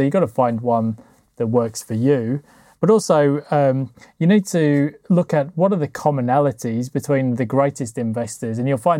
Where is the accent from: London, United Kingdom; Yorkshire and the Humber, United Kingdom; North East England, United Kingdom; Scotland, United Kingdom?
Yorkshire and the Humber, United Kingdom; So I grew up in South Yorkshire, and obviously the most famous sportsman was Jeff Boycott.